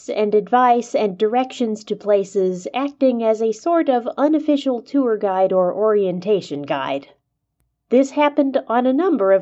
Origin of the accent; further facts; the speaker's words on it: Southern California, United States; I grew up in Southern California